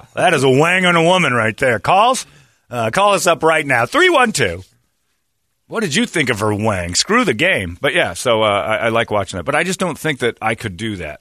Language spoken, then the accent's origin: English; Cleveland, Ohio, United States; I'm from Cleveland